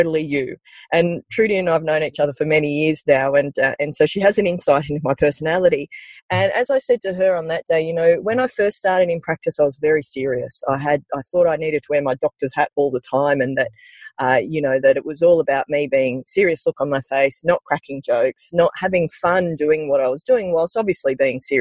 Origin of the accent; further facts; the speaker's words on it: Sydney, New South Wales, Australia; growing up in the Sutherland Shire in the early 80s